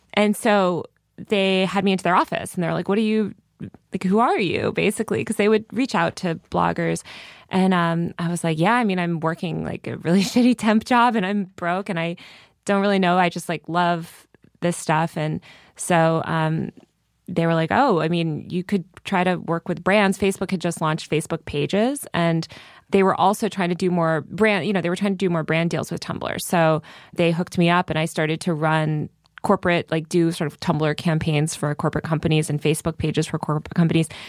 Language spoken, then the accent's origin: English; Connecticut, United States; born or raised there; moved away; also born or lived in New York City